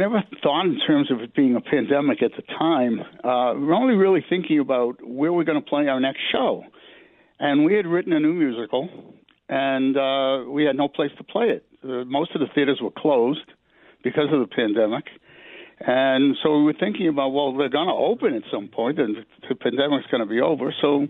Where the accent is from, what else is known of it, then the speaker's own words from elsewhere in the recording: Worcester, Massachusetts, United States; born there; now in New York, United States; I wasn't born here. I was born in Worcester, Massachusetts, which is a city right outside of Boston, or about 40 miles from Boston.